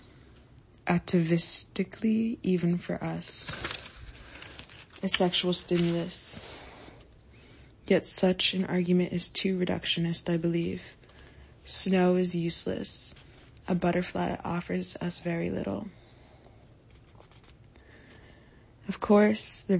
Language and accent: English; Florida, United States; growing up in Florida